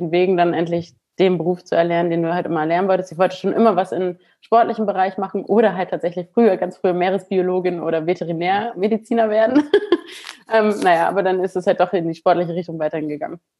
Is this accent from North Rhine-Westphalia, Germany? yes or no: no; Wilhelmshaven, Lower Saxony, Germany; born there; Also ich bin 35 Jahre alt, ähm, ja, komme gebürtig aus Wilhelmshaven.